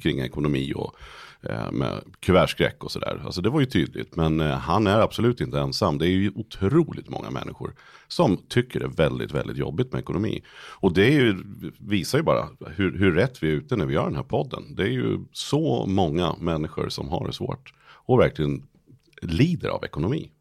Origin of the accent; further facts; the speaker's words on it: Nyköping, Södermanland, Sweden; Nyköping där jag kommer ifrån